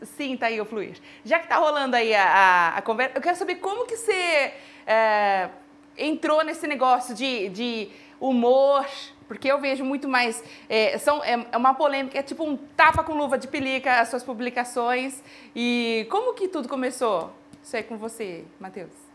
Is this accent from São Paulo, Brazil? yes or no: yes; Araras, São Paulo, Brazil; Eu sou de Araras, interiorzão de São Paulo.